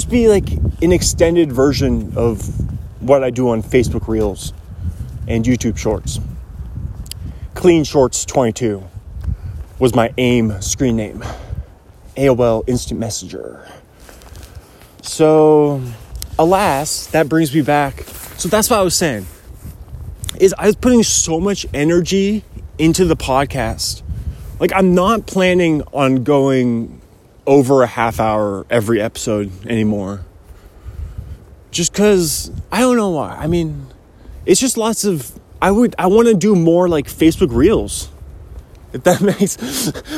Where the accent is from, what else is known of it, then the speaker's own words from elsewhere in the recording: Kirkland, Washington, United States; I was born in 1993, Kirkland, Washington